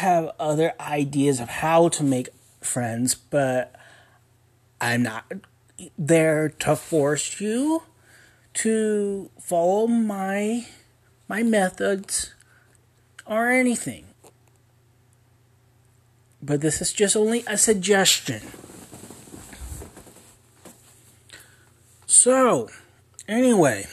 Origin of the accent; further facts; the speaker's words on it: Ogden, Utah, United States; also born or lived in Spartanburg, South Carolina; grew up. In Ogden, Utah